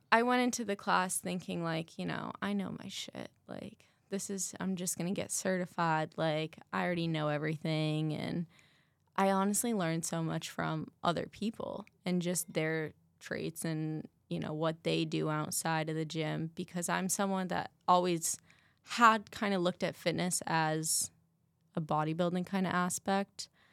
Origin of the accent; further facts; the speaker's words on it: Massachusetts, United States; now in Arizona, United States; I'm from Massachusetts